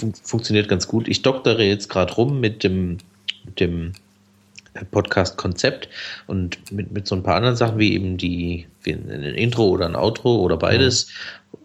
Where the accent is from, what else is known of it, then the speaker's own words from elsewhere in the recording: Black Forest, Baden-Württemberg, Germany; Ich bin ja aus dem Schwarzwald